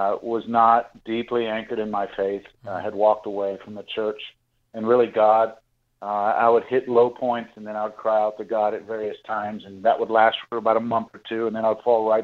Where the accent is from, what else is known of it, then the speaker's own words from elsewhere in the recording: Pittsburgh, Pennsylvania, United States; I grew up in the Catholic Church, and I was my family, we were all born in Pittsburgh, Pennsylvania.